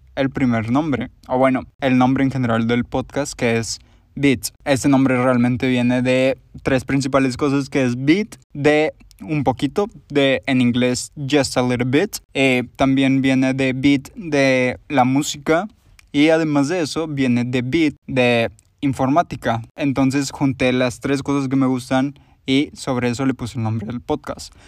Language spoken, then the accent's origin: Spanish; Monterrey, Nuevo León, Mexico; soy de Monterrey, Nuevo León, como ya lo podrán haber escuchado en mi voz